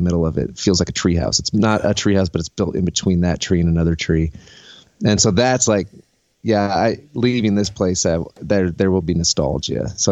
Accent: Omaha, Nebraska, United States; moved away as an adult; also born or lived in Lincoln, Nebraska; now in Nashville, United States; I'm from Nebraska. Grew up in Omaha.

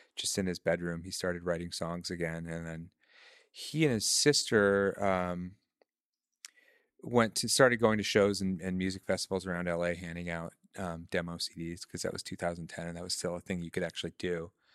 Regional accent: Michigan, United States; moved away as an adult; also born or lived in Chicago / New York; I'm from Michigan, um, I left, uh, when I was about twenty years old

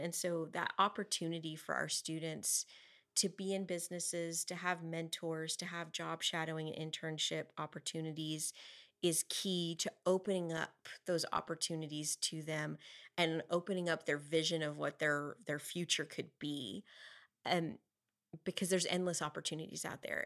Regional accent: Amarillo, Texas, United States; growing up in Eastridge

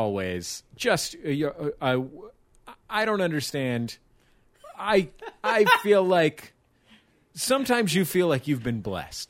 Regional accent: San Francisco, California, United States; my hometown of San Francisco.

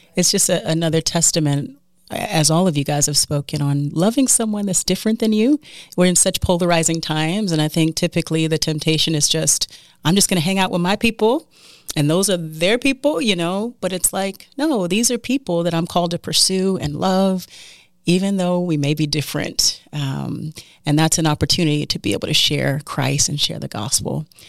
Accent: United States; as an American

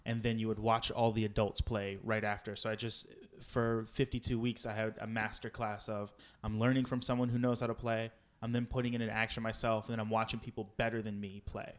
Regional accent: Powhatan, Virginia, United States; moved away as an adult; also born or lived in Los Angeles / Santa Monica; I'm born and raised in Virginia

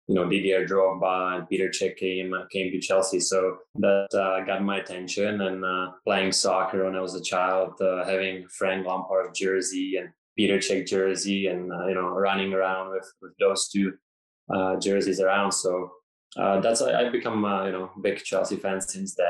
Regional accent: Ostrava, Moravian-Silesian Region, Czechia; now in Toronto, Canada; I grew up in Ostrava, a small town from like a small village near Ostrava

